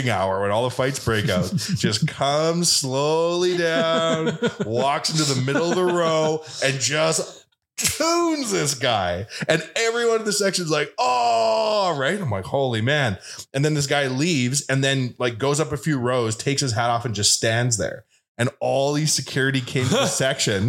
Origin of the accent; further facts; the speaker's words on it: Canada; I'm from Canada